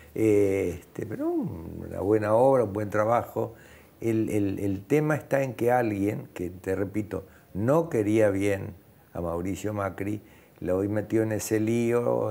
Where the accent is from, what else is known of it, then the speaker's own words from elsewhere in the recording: Argentina; also born or lived in Catalonia (ancestry); yo como buen argentino y como buen catalán